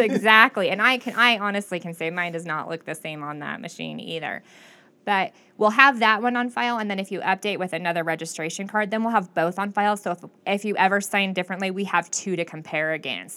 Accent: Klamath Falls, Oregon, United States; I was born and raised in Klamath Falls

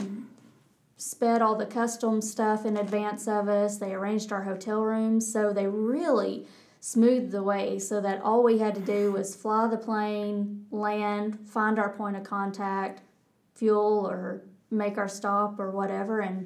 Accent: North Georgia, United States; accent: Texas; moved away as an adult; also born or lived in Auburn, Alabama; I grew up in North Georgia

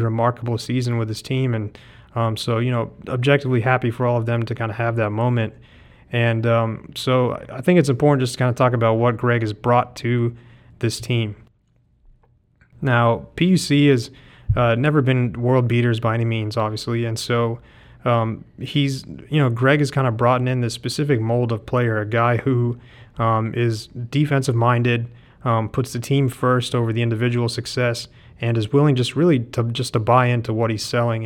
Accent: the South, United States; being a first generation immigrant, growing up in the South, going to the University of Georgia

